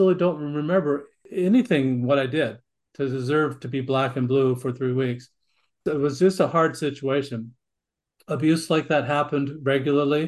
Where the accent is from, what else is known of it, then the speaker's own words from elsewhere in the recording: Great Falls, Montana, United States; also born or lived in Glendive, Montana; we moved to central Montana, Great Falls, Montana, and that's where I grew up